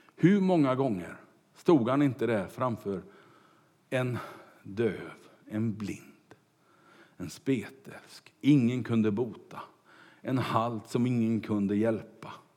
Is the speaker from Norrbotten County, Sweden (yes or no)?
no; Kungälv, Västra Götaland, Sweden; när jag var kanske fem sex år och cyklade omkring hemma i Kungälv